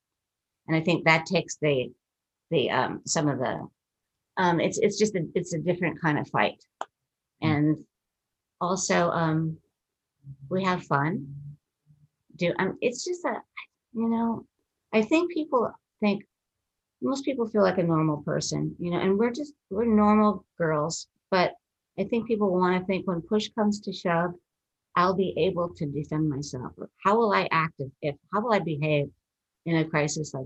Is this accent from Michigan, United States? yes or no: no; Minnesota, United States; I'm from Minnesota, which is Canada adjacent pretty much.